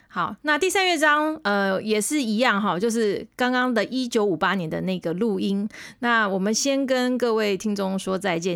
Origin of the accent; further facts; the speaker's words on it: Kaohsiung, Taiwan; 像我是高雄人，我们那个时候我的年代是只有一般音乐班哦